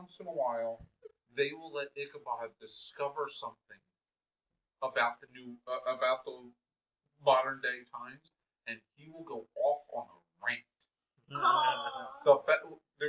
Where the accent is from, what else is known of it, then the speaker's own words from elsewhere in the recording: Philadelphia, Pennsylvania, United States; my hometown